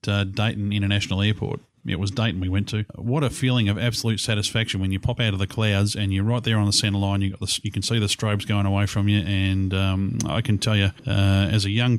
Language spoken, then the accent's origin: English; Australia; We're from the Southern Hemisphere, so we've got the real Southern accents